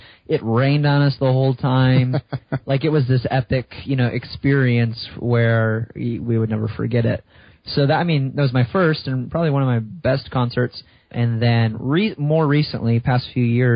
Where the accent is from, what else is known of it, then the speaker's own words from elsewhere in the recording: just outside of Chicago, Illinois, United States; I grew up in just outside of Chicago